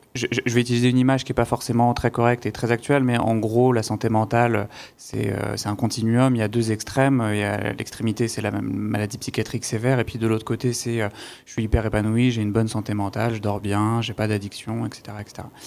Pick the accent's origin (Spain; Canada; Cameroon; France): France; Saint-Denis, Île-de-France; je viens de Saint-Denis